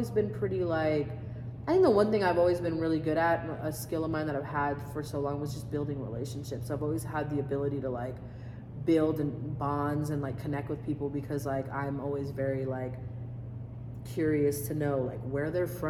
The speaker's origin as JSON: {"language": "English", "country": "Japan", "tie": "born or raised there", "said": "I grew up in Japan, on a military base. So it's like, I'm so used to being in a foreign country, being around foreign people."}